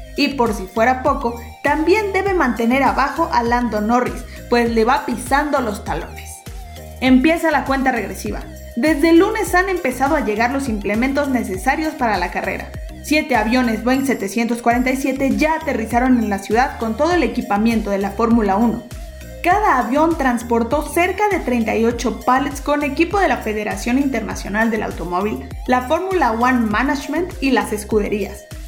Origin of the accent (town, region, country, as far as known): Mexico